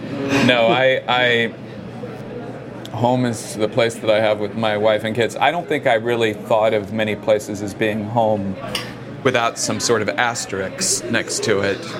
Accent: Oklahoma, United States; moved away; also born or lived in Connecticut; You know, I moved to Connecticut from Oklahoma.

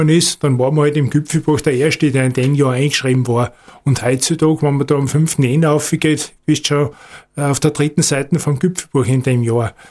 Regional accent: Styria, Austria; aber natürlich vor allem im Gesäuse in meiner Heimat bin ich vornehmlich unterwegs.

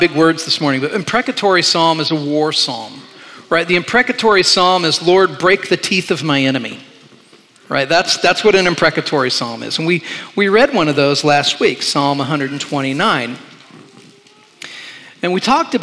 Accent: Indiana, United States; moved away; I grew up in Indiana

